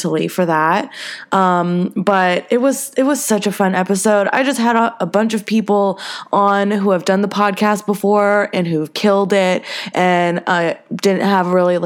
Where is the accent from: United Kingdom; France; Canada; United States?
United States; the South; now in Los Angeles, United States; I'm from the South